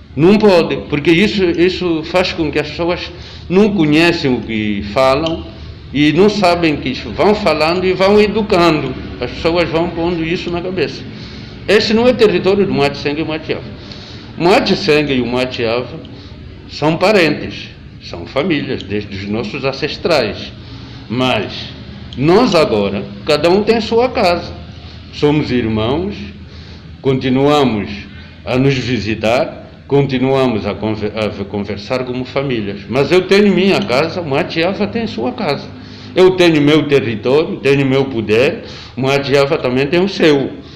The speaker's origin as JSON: {"language": "Portuguese", "region": "Lunda Chokwe", "country": "Angola", "said": "nós os Lunda Chokas virmos nos instalar aqui nessa região"}